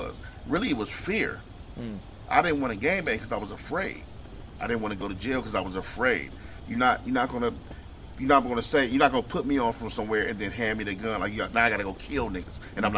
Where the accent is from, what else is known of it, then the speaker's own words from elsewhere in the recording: Los Angeles, California, United States; Because of where I grew up, who I was raised around, Watts, California